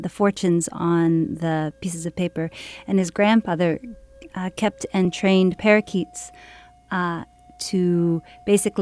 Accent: Hutchinson, Kansas, United States; My ancestry is Filipino, but I was born in Hutchinson, Kansas. So I'm a Hutch girl.

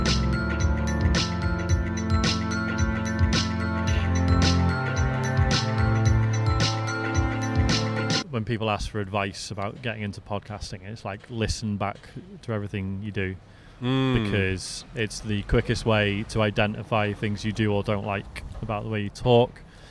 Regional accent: Cheshire, North West England, United Kingdom; I'm from Cheshire

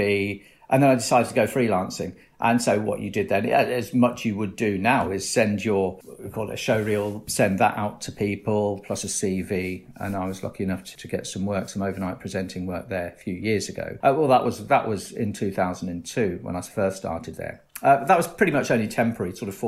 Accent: Northamptonshire, East Midlands, United Kingdom; moved away; I'm from Northamptonshire originally

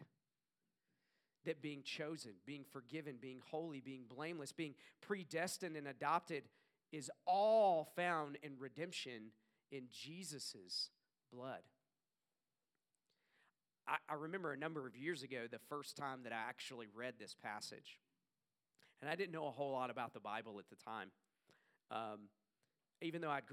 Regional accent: the South, United States; I grew up in the South. I know you couldn't tell by my accent

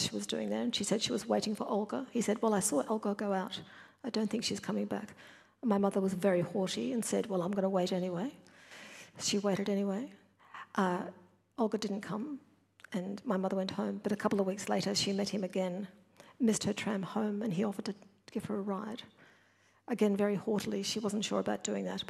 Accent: Brisbane, Queensland, Australia; I grew up in New Farm in Brisbane, a different place in the 1960s

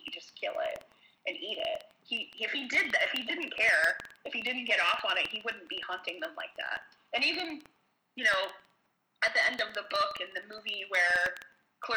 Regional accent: Marietta, Ohio, United States; my hometown. Marietta, Ohio

